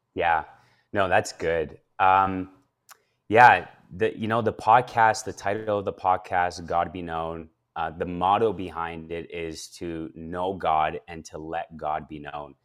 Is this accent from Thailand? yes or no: no; Edmonton, Alberta, Canada; born or raised there; also born or lived in Calgary, Alberta / Ethiopia